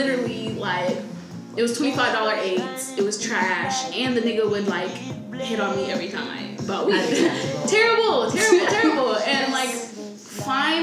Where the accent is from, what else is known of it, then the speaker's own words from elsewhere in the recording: West Coast, United States; moved away as an adult; now in New York City, United States; I'm from the West Coast.